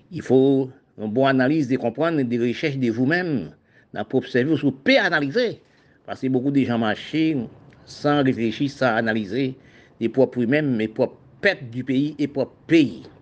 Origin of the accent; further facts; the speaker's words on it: Haiti; now in Guadeloupe; quand j'étais en Haïti, je suis venu au département français de la Guadeloupe. Quand j'ai arrivé, je vois que la Guadeloupe, c'était un pays, même gens qu'on campagne d'Haïti.